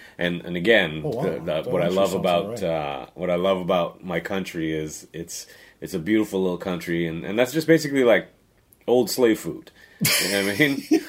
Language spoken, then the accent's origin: English; Trinidad & Tobago; I grew up everywhere, bro. I grew up born in Trinidad.